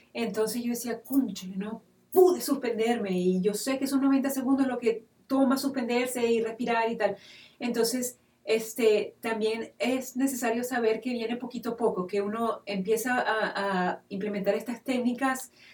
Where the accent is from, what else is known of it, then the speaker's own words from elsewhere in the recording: Venezuela; yo como mujer venezolana